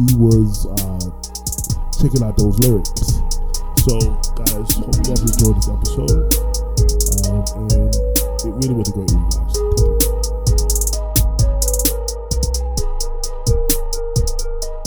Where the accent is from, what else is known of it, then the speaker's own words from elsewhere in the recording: Orlando, Florida, United States; also born or lived in Brooklyn, New York; I'm originally from Brooklyn, New York, but raised in Orlando. So I lived there for 7. People say they still hear my accent